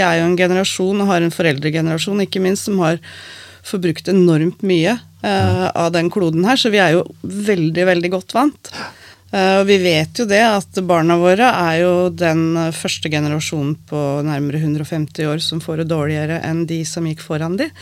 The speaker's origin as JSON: {"language": "Norwegian", "town": "Skien", "region": "Vestfold og Telemark", "country": "Norway", "tie": "born or raised there", "said": "jeg har vokst opp på Skottfoss."}